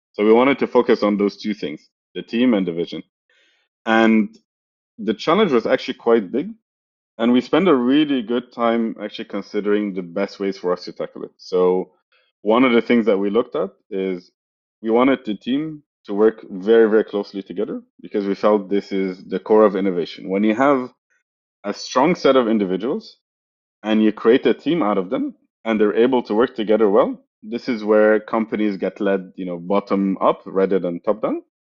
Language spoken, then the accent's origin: English; Egypt; moved away as an adult; also born or lived in Europe / Mountain View; I'm originally from Egypt, uh, as you know, and then uh, I moved to Europe after a few years of finishing my university